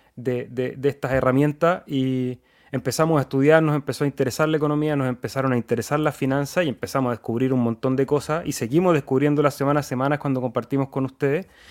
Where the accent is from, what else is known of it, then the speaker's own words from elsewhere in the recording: Chile; Nosotros somos de Chile